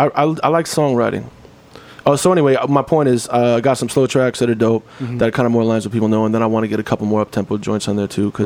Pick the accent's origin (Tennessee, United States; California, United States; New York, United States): New York, United States; And I grew up around New York in the 90s going to Fat Beats, and that's a big part of my introduction to independent music culture.